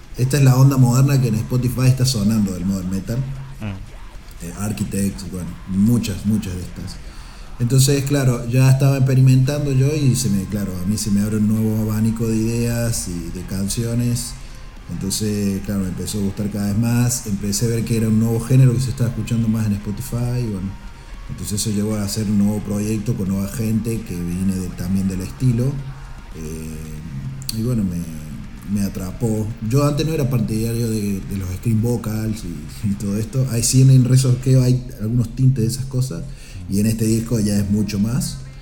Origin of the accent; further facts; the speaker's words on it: Córdoba, Argentina; moved away as an adult; now in Girona, Spain; soy de Córdoba, una provincia que se llama Córdoba, del interior, de un pueblo del interior. Y llevo 15 eh, años sí en España